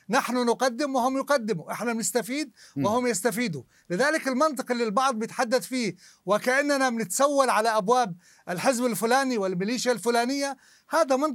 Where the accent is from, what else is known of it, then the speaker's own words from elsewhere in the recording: Jordan; الأردن وقفته مع العراقيين وأشقائه وقفة طويلة بكل المجالات أنا ما بدي أتحدث فيها وهذا واجبنا كأردنيين